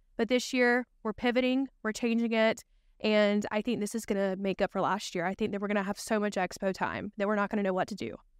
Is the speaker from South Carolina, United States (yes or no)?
yes; Spartanburg, South Carolina, United States; also born or lived in Greenville, South Carolina; I'm from Greenville, South Carolina. I've lived there all my life. I'm originally from Spartanburg